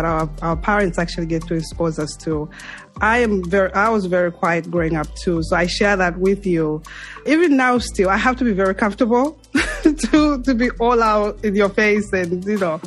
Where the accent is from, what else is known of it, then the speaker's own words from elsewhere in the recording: Mongu, Western Province, Zambia; moved away; I'm from Mongo